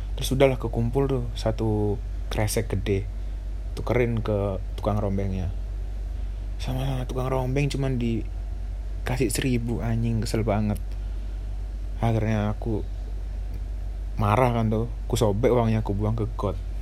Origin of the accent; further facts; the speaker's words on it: Surabaya, East Java, Indonesia; aku asli Surabaya, umurku sembilan belas tahun